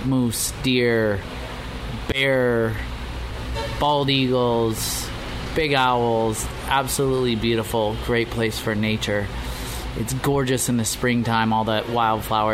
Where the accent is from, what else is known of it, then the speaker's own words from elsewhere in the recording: Sheridan, Wyoming, United States; also born or lived in Lander, Wyoming; I was born in Lander, Wyoming